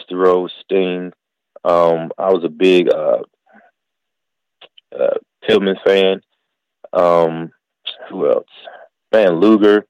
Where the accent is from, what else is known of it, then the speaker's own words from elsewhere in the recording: North Carolina, United States; also born or lived in Queens, New York; I grew up in North Carolina